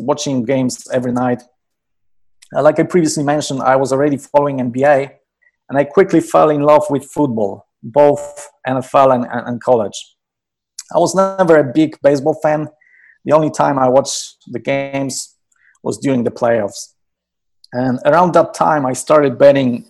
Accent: Poland; moved away as an adult; I was born and raised in Poland

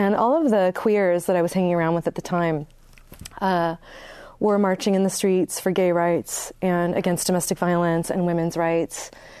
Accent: Northern California, United States; also born or lived in San Francisco; I grew up in a small town too. I mean, where are you from? I'm from Northern California. In a very small and depressed economy. It's mostly people over 65.

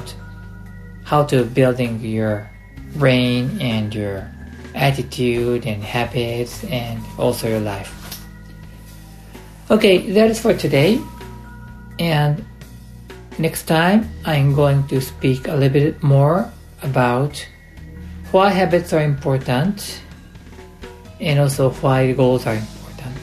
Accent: United States; also born or lived in United Kingdom; now in Japan; I grew up in the United States

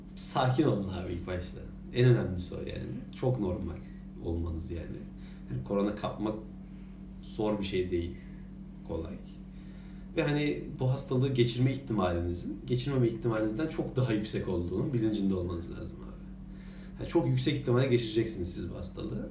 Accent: İzmir, Turkey; biz de bir İzmirli olarak

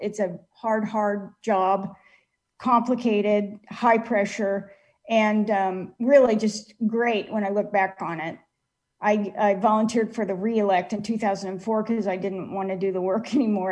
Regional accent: Kansas City, United States; my hometown of Kansas City

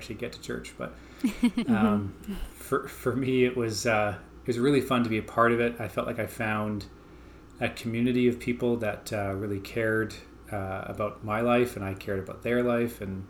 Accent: Calgary, Alberta, Canada; I grew up here in Calgary, Alberta.

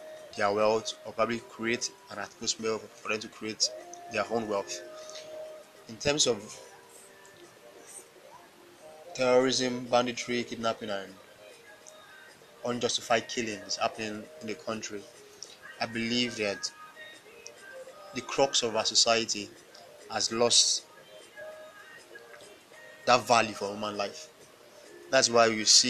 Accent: Nigeria

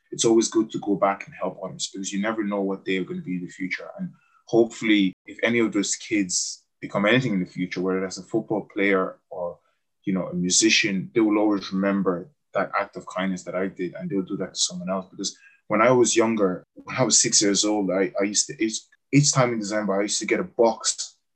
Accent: Cameroon; moved away; remembering where I came from, you know, and when I went back to Cameroon, I just went to an orphanage in my hometown where I'm from.

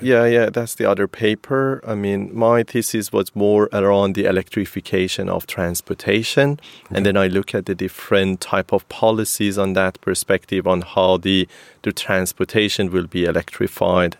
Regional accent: Kerman, Kerman Province, Iran; moved away as an adult; also born or lived in Sweden / Portugal; i'm coming from a sort of city of pistachio in iran so almost all the pistachio is coming from kerman the city that i am originally from and then i moved to sweden in 2007 to study at kth

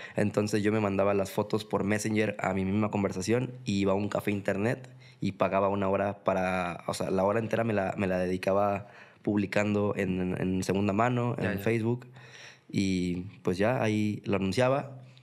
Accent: Mexico City, Mexico; moved away as an adult; now in Guadalajara, Mexico; yo soy de Ciudad de México, para empezar no soy de aquí de Guadalajara, eh, soy chilango de, de nacimiento, eh, tapatío por adopción

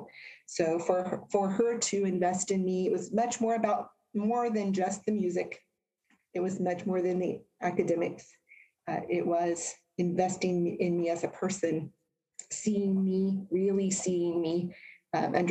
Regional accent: Indiana, United States; also born or lived in New Jersey; The majority of my childhood was here in Indiana

